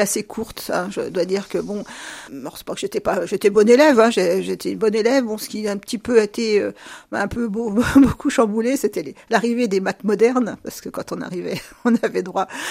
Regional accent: Luzy, Bourgogne-Franche-Comté, France; je suis née dans la Nièvre, à Luzy en 1958

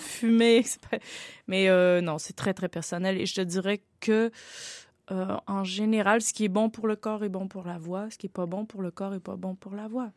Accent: Quebec, Canada; je viens du Canada

